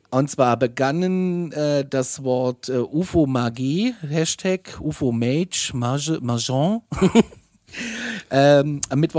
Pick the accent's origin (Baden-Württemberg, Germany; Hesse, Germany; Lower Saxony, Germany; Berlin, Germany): Hesse, Germany; Gudensberg; Ich bin aus dem Ortsteil Gudensberg Maden.